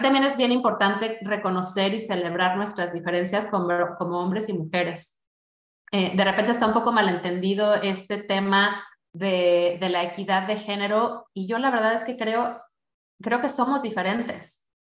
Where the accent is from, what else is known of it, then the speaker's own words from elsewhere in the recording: Mexico; como mexicano